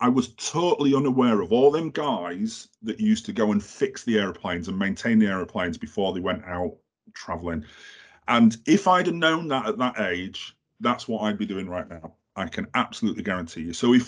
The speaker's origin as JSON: {"language": "English", "town": "Halifax", "region": "Yorkshire and the Humber", "country": "United Kingdom", "said": "I'm from Halifax."}